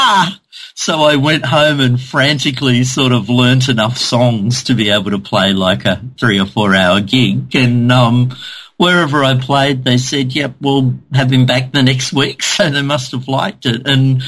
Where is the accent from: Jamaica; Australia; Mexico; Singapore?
Australia; Cairns, Queensland; I'd moved back to my hometown of Cairns in the north of Australia